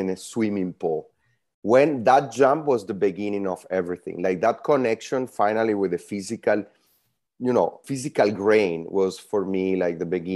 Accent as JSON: {"language": "English", "country": "Italy", "tie": "born or raised there", "also_born_or_lived": "Venezuela / Kelowna, British Columbia", "moved": "as an adult", "lives_now": "San Francisco, United States", "said": "I'm Venezuelan born. I grew up in Italy."}